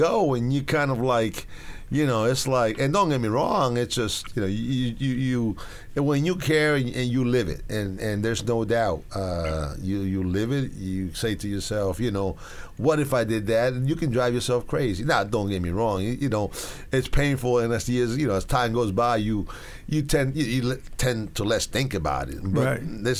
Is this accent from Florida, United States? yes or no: no; New York City, New York, United States; I grew up right next to the stadium